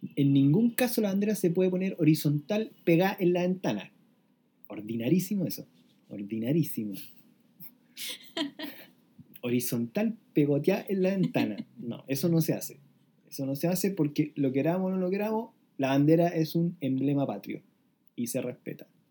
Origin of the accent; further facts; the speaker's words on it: Chile; como ciudadanos chilenos